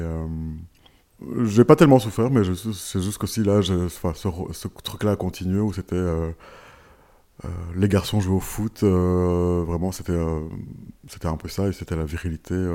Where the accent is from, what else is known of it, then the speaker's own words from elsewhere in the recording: Rwanda; born there; also born or lived in Kenya; Voilà, je suis né au Rwanda, puis j'ai vécu au, Kenya